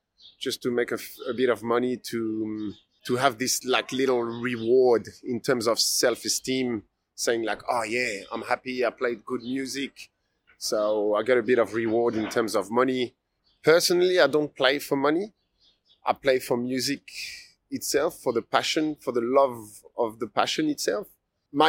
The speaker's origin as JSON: {"language": "English", "town": "Paris", "region": "Île-de-France", "country": "France", "also_born_or_lived": "Melbourne, Australia", "moved": "as an adult", "lives_now": "Australia", "said": "I come from France. I come from Paris."}